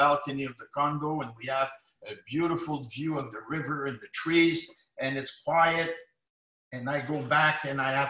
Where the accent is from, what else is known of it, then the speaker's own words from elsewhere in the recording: Ottawa, Ontario, Canada; I'm from Lower Town in Ottawa, which is predominantly French Canadians, low income